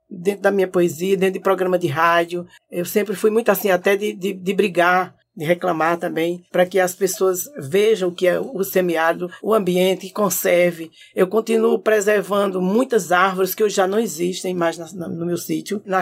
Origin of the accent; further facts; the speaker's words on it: Pernambuco, Brazil; Ah, eu venho lá de Itabira, do sertão do Pajeú. É, nasci também, me criei no sítio.